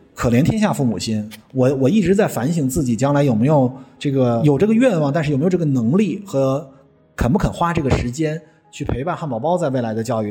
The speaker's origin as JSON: {"language": "Chinese", "country": "China", "said": "我们中国人"}